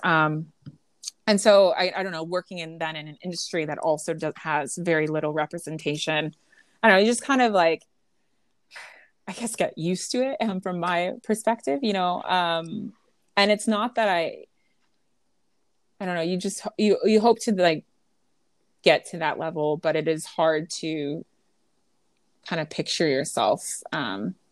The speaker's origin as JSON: {"language": "English", "town": "Creston", "region": "Iowa", "country": "United States", "tie": "born or raised there", "also_born_or_lived": "Los Angeles, California / Chicago, Illinois / Bermuda", "moved": "as an adult", "said": "So Southwest Iowa, Creston, Iowa is the name of my hometown."}